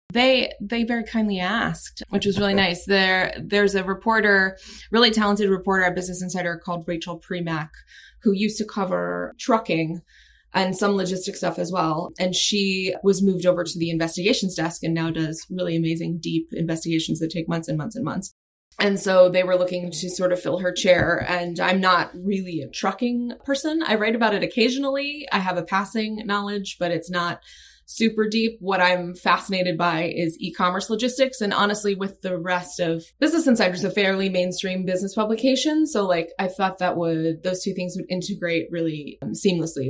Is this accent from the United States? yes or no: yes; Annapolis, Maryland, United States; also born or lived in Washington, D.C.; I grew up in um, in Maryland, in, in Annapolis, in that area.